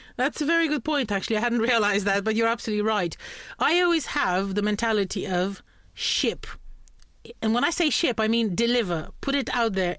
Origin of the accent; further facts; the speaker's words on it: Romania; English is a second language; moved away as an adult; also born or lived in Norfolk, United Kingdom; I'm from Romania, but I, I study law at the moment